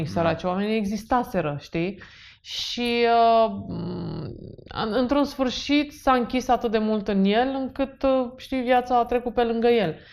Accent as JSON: {"language": "Romanian", "region": "Bucharest", "country": "Romania", "tie": "born or raised there", "said": "Așa, și eu am crescut în București."}